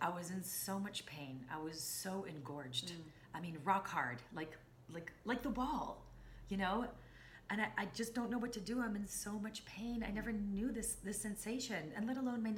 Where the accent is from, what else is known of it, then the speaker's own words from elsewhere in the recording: Jerusalem, Jerusalem District, Israel; I was born and raised in Jerusalem